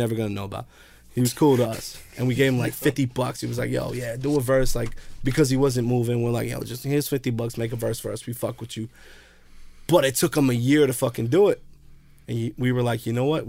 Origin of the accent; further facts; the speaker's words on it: Jersey City, New Jersey, United States; I'm from Jersey City